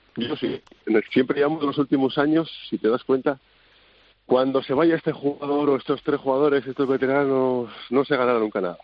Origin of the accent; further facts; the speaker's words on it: Haro, La Rioja, Spain; moved away as an adult; now in Bietigheim, Germany; es una zona que se parece mucho a donde de donde yo soy, de Aro